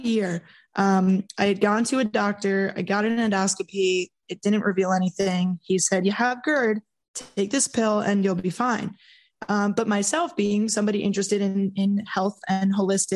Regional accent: New York, United States; being the New Yorker that I am

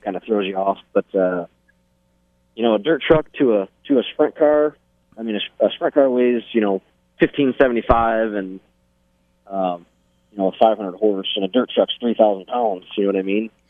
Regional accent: Fremont, Ohio, United States; We grew up on Fangbona Road in Fremont, Ohio

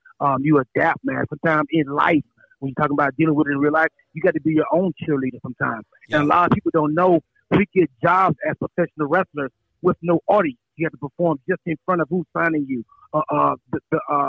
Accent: Charlotte, North Carolina, United States; I'm from North Carolina

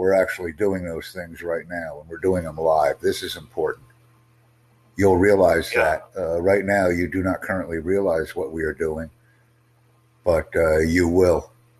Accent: United States; I'm from the USA.

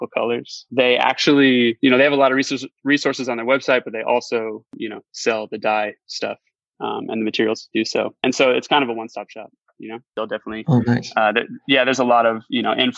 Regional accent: Phoenix, Arizona, United States; I grew up here in Phoenix

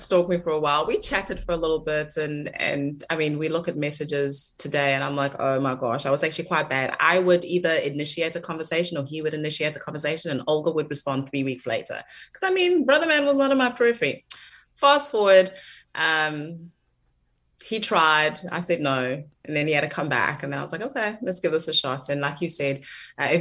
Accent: South Africa; as a South African

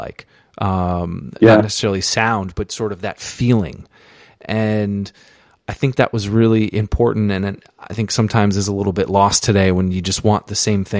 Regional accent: East Coast, United States; I grew up on the East Coast. I grew up in a small town.

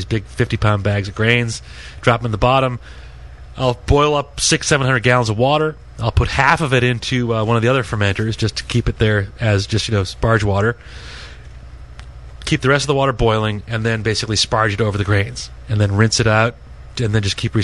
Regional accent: Ireland; now in United States; I'm originally from Ireland

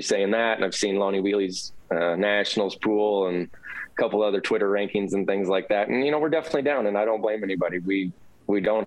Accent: Knoxville, Iowa, United States; I grew up in Knoxville

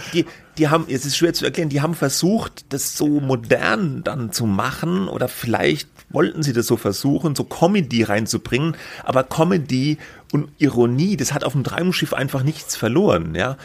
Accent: Germany; ich komme ja auch aus der Gegend

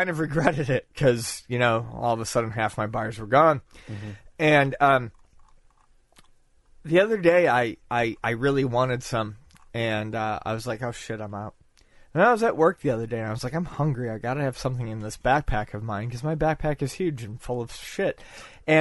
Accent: Buffalo, New York, United States; moved away; my home in my hometown of Buffalo

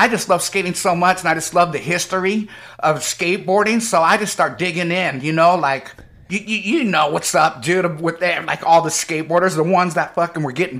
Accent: Modesto, California, United States; also born or lived in Antioch / Santa Cruz; I was born in Antioch. {S5} Oh. {S3} And then I went to Modesto till like fifth, sixth grade, and then I jammed it to Santa Cruz.

